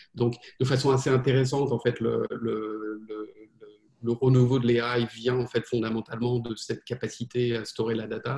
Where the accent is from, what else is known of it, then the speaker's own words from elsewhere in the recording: France; moved away as an adult; also born or lived in United States; now in New York, United States; j'ai grandi en France euh, et euh, donc j'ai passé à peu près la moitié de ma vie en France